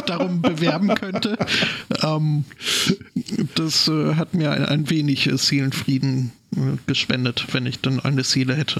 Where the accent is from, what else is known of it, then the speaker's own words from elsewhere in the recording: Scotland, United Kingdom; spezieller ohne Schottland, noch spezieller ohne meine Heimatstadt